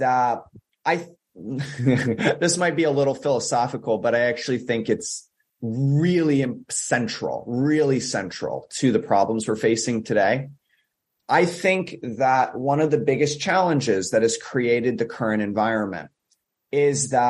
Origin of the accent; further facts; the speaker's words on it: United States; I'm speaking as an American here